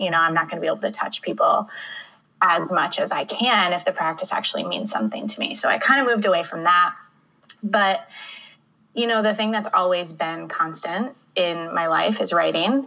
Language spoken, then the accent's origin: English; Michigan, United States; moved away as an adult; now in Chicago, United States; born and raised in Michigan